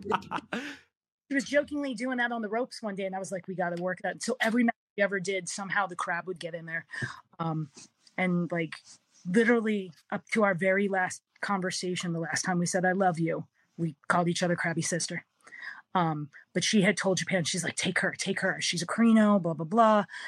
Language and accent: English; Canada; also born or lived in Philadelphia, United States; I'm Canadian till I'm not, and then you meet the Philly side of me